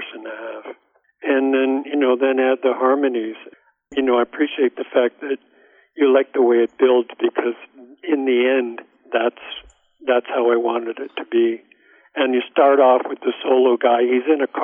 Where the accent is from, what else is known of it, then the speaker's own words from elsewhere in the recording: Ottawa, Ontario, Canada; I was conceived in Hull, Quebec, but I was born in Ottawa